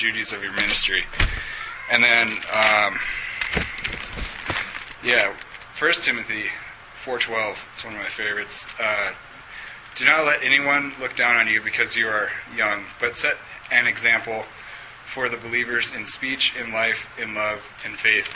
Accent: Alaska, United States; also born or lived in Wyoming; now in Durango, United States; I'm originally from Alaska

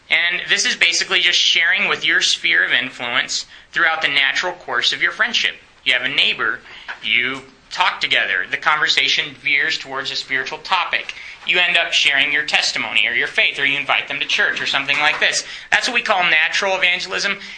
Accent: Romania; English is a second language; I grew up in Romania.

